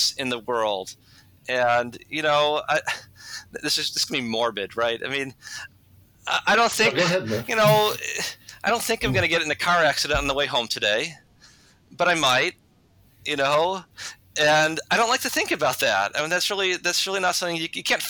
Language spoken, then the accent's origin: English; United States; as an American Catholic